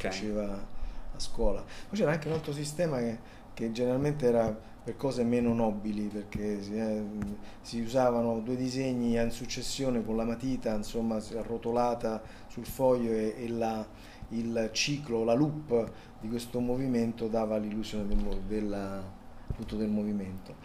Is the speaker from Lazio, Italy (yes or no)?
yes; Rome, Lazio, Italy; born or raised there; accent: Roman; also born or lived in Palermo